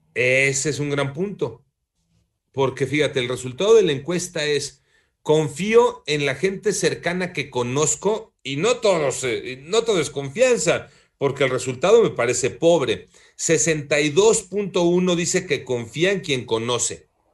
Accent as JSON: {"language": "Spanish", "country": "Mexico", "said": "Somos discriminadores los mexicanos"}